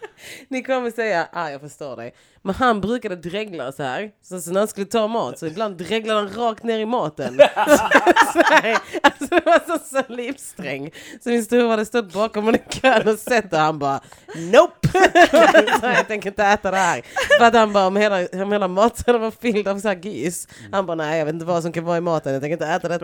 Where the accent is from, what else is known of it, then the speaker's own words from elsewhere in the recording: Lund, Skåne, Sweden; moved away; also born or lived in Stockholm; jag kom från Gunnesbo